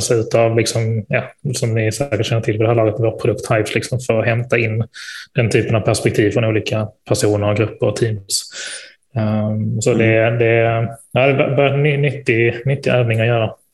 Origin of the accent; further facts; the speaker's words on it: Malmö, Skåne, Sweden; moved away; nere i Malmö där jag är född och uppvuxen